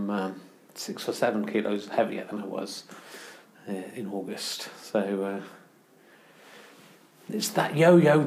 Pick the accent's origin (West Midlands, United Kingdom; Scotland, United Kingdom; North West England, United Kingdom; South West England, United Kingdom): South West England, United Kingdom; Cheddar; moved away; also born or lived in London; I grew up nearby. I grew up in Cheddar in Somerset.